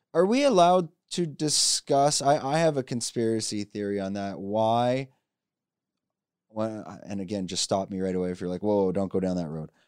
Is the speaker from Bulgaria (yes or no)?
no; Canada; I have business in China, and I'm from Canada